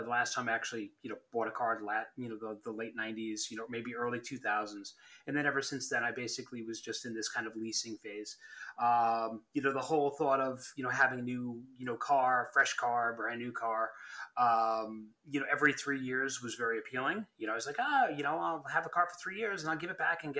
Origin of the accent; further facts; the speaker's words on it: Long Island, New York, United States; moved away as an adult; I'm from Long Island